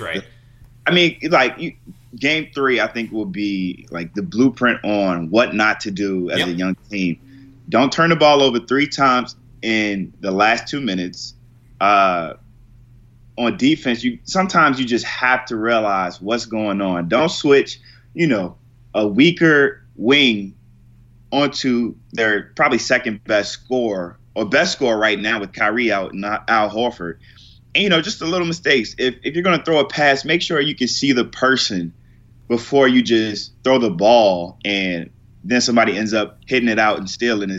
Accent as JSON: {"language": "English", "town": "Richmond", "region": "Virginia", "country": "United States", "tie": "born or raised there", "said": "I'm from Richmond"}